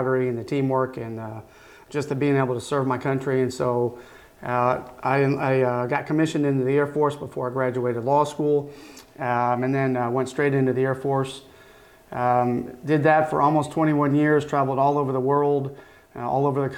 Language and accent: English; northwestern Illinois, United States; moved away as an adult; now in Niceville, United States; I'm originally from Illinois. I grew up in a very tiny farming community in northwestern Illinois